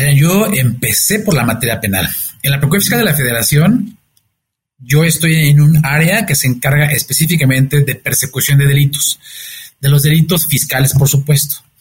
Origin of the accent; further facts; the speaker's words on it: Mexico; soy un mexicano comprometido con México